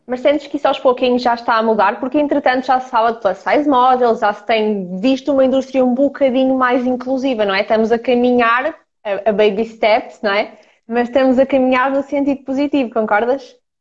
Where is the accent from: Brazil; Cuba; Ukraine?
Ukraine; now in Portugal; eu sou ucraniana, portanto, somos as duas de leste